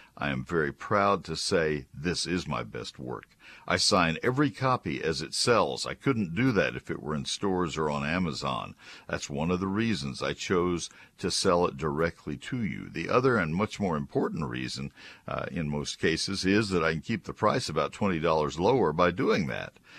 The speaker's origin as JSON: {"language": "English", "town": "College Station", "region": "Texas", "country": "United States", "tie": "born or raised there", "also_born_or_lived": "northern Ohio", "moved": "as an adult", "said": "I was growing up in College Station and running a nursery in high school"}